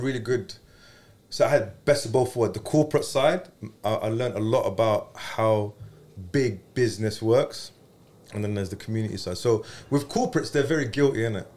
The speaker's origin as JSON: {"language": "English", "region": "London", "country": "United Kingdom", "said": "I'm from Hackney"}